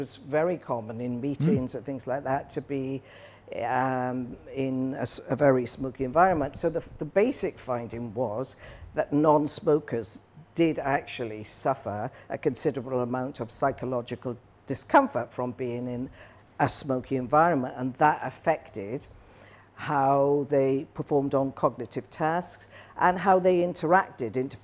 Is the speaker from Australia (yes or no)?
no; Newbridge, Wales, United Kingdom; moved away as an adult; also born or lived in Midlands / Swansea / New Forest / Hong Kong; the place I was born was a place called Newbridge, which is just across the border, actually, in South Wales. But so I lived there for 17 years